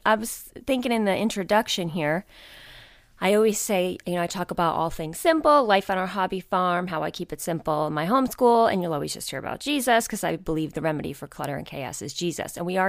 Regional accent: New York, United States; We did not grow up in the country. I grew up right outside of New York City.

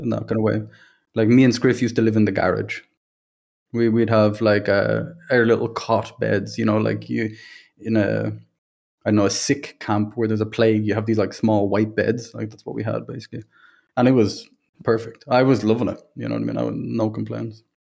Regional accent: Dublin, Leinster, Ireland; from Ireland, uh, Dublin, grew up there

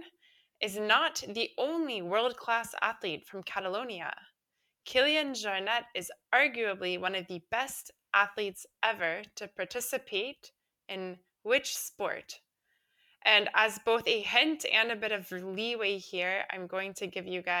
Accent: Florida, United States; moved away; I am originally from Florida

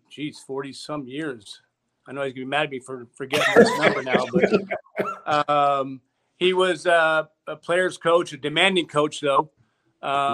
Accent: outside Toronto, Ontario, Canada; growing up in Canada, outside Toronto

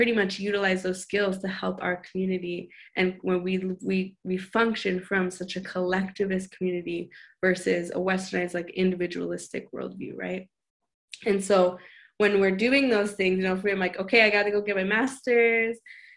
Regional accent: Montana, United States; moved away; I come from Montana.

